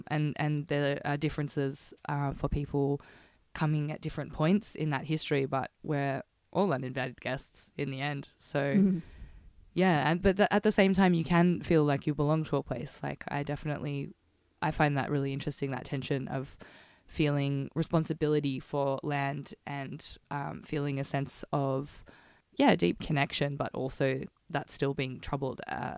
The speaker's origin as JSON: {"language": "English", "town": "Footscray", "region": "Victoria", "country": "Australia", "tie": "born or raised there", "said": "Ruby and I are lifelong Westies, if you will. Mm-hmm. We both grew up in Footscray, less than a kilometre away from each other"}